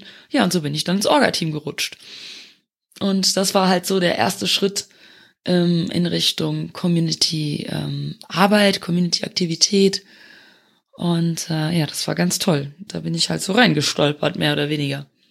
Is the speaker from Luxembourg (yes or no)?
yes; Luxembourg; moved away as an adult; also born or lived in Eifel, Germany; now in Germany